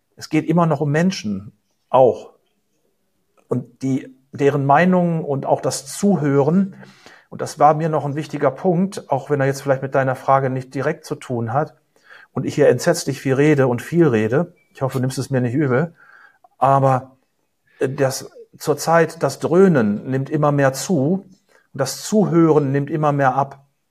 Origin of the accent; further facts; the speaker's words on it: Germany; also born or lived in United States; als Deutscher